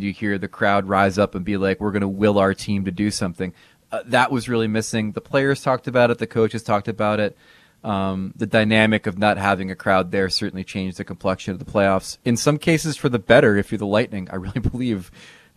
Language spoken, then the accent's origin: English; New Jersey, United States; we're from Jersey.